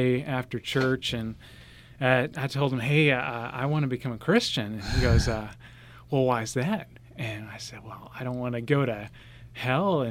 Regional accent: Tulsa, Oklahoma, United States; also born or lived in Bolivar, Missouri / Louisville, Kentucky; now in Copan, United States; I was born in Tulsa, Oklahoma, one of nine children. I was number six out of nine. Homeschooled, would have been in the Union District

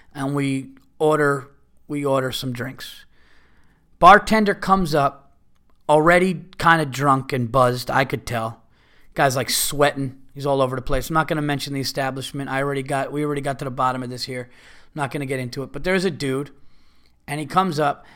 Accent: Westchester County, New York, United States; I'm from Westchester County

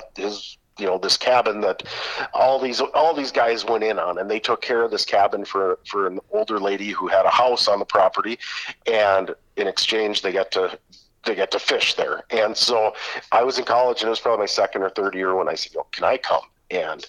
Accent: Fergus Falls, Minnesota, United States; I grew up in Fergus Falls, just south of Detroit Lakes.

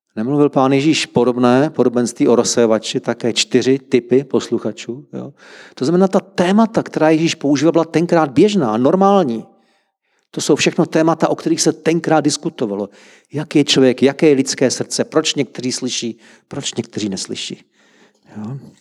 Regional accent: Czechia; Jsme Češi

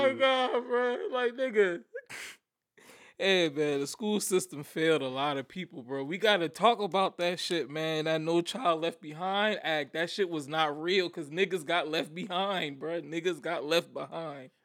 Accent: Somerville, United States; also born or lived in Virginia; I went to grade middle school in Somerville when I moved back down here from Virginia

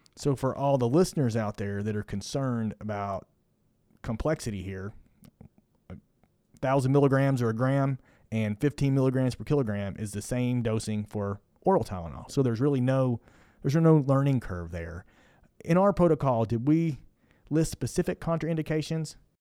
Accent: Kentucky, United States; also born or lived in Indiana; now in Houston, United States; I'm from Kentucky

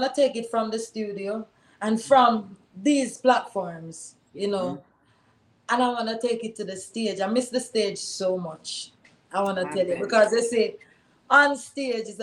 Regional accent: Jamaica; I'm a Jamaican. And here I am thinking about the struggles of my people here in Jamaica.

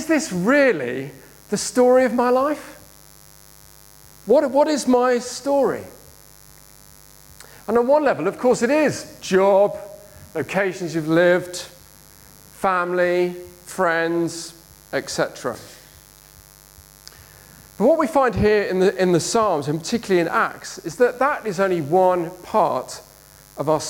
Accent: Birmingham, West Midlands, United Kingdom; moved away as an adult; also born or lived in Liverpool; I grew up in Birmingham, then moved to Liverpool

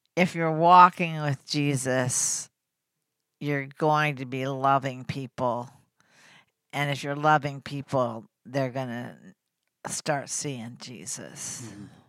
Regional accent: Oklahoma City, Oklahoma, United States; I grew up in Oklahoma City

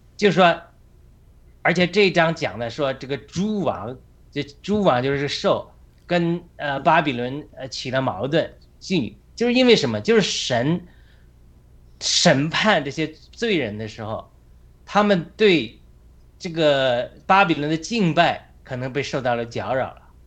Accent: China; now in United States; 我们家乡农村砍树

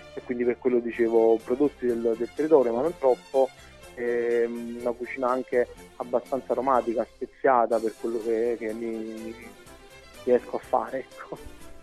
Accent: Campania, Italy; essendo campano

